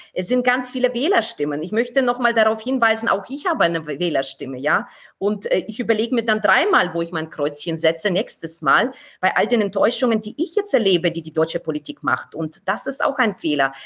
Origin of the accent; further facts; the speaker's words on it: Kharkiv, Kharkiv Oblast, Ukraine; now in Nuremberg, Germany; aus meiner Heimatstadt